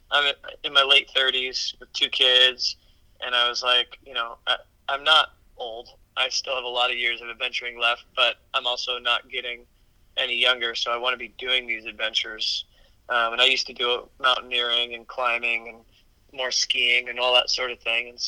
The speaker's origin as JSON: {"language": "English", "region": "Midwest", "country": "United States", "tie": "born or raised there", "said": "We we grew up together in the Midwest"}